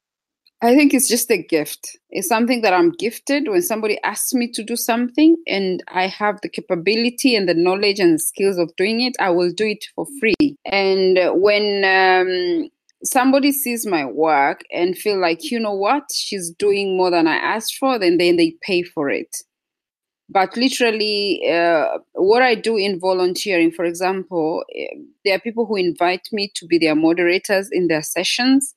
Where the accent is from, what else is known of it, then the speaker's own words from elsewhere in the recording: Tanzania; I'm from Tanzania.